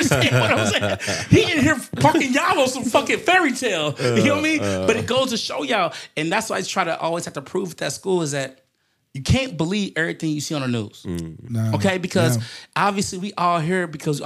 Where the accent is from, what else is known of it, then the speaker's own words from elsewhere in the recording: United States; I am an American